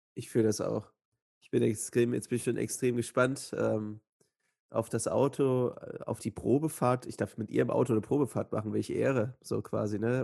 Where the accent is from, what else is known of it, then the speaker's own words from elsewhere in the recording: Joachimsthal, Brandenburg, Germany; in Joachimsthal, also meiner Heimatstadt